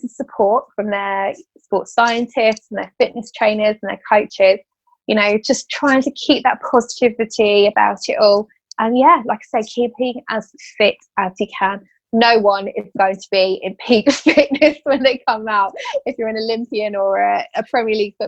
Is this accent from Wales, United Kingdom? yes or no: no; Bedford, East of England, United Kingdom; I'm from Bedford